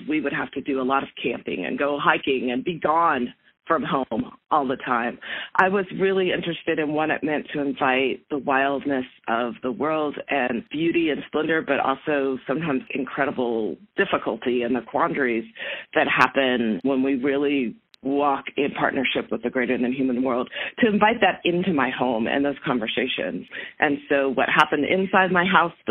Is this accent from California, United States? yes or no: yes; Southern California, United States; now in Fort Collins, United States; I grew up in Southern California in a planned community